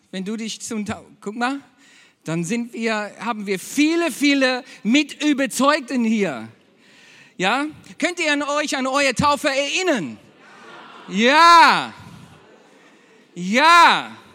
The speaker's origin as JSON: {"language": "German", "region": "Berlin", "country": "Germany", "said": "Eigentlich aus Berlin"}